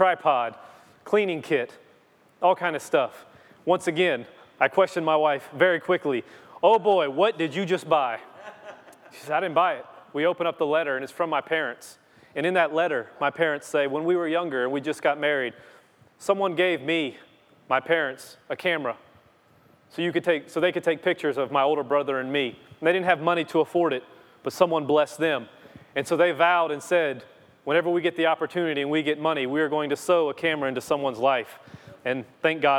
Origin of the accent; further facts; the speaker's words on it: Louisiana, United States; I'm from Louisiana